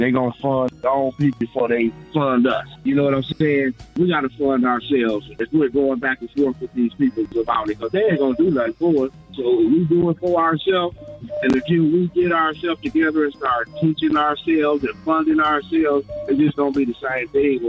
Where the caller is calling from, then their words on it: Flint, Michigan, United States; I'm calling from Flint, Michigan.